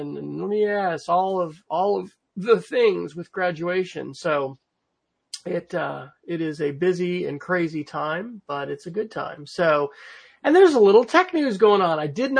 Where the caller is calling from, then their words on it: Oklahoma City, Oklahoma, United States; So I'm joining from Oklahoma City, where I will be a resident for another month, maybe another 5 weeks, something like that.